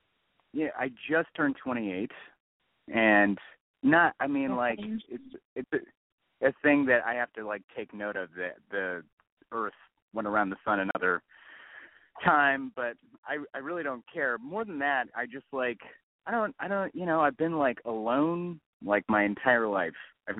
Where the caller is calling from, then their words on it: Los Angeles, California, United States; It's …. I'm 28 from Los Angeles.